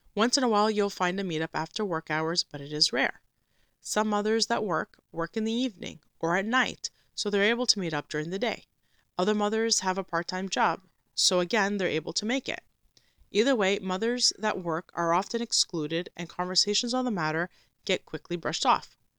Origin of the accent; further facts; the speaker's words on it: Canada; a Canadian Christian Orthodox homeschooling mother that also works